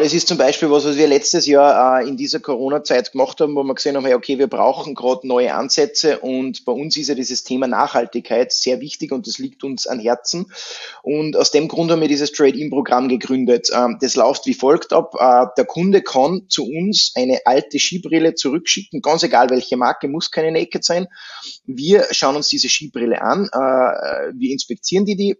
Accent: Austria; bei uns in Österreich

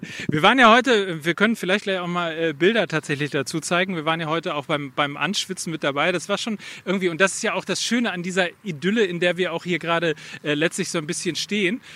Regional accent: Verl, North Rhine-Westphalia, Germany; in oder nahe meiner Heimat

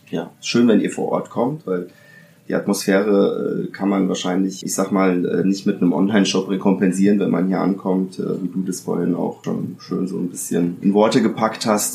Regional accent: Italy; now in Germany; ich bin äh, zwar in Italien geboren, bin aber dann 1985, nee, 1984 bin ich, äh, bin ich nach Deutschland

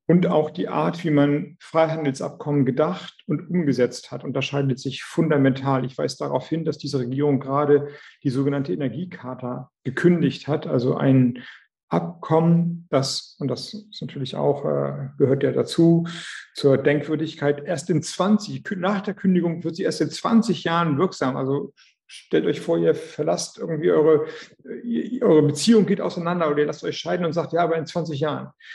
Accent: Schleswig-Holstein, Germany; Und ich komme aus Schleswig-Holstein

